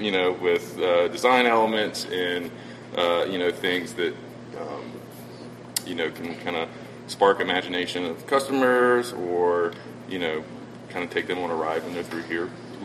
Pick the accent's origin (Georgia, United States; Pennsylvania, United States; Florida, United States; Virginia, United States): Georgia, United States; Savannah; Savannah, Georgia.